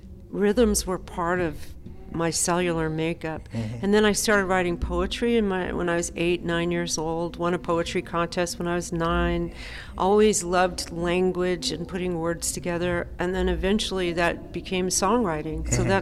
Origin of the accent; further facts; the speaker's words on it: California, United States; also born or lived in Memphis / Nashville / New York City; Grew up in Southern California, moved back to Nashville, and then I've lived in New York City for 30 years.